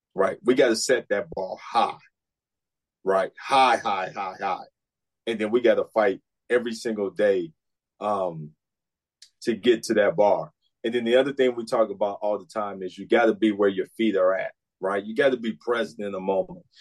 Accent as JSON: {"language": "English", "town": "Chicago", "region": "Illinois", "country": "United States", "moved": "yes", "said": "I'm from Chicago"}